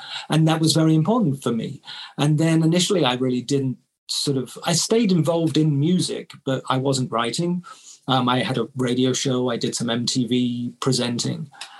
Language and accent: English; Bath, South West England, United Kingdom; So Bath being my hometown, you know, you're the most famous person ever born there, basically.